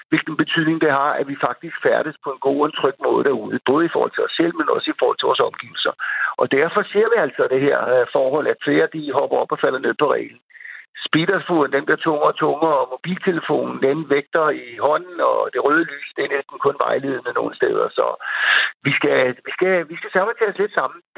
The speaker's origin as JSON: {"language": "Danish", "country": "Denmark", "said": "vi gennemgående som danskere kører jo rimelig pænt"}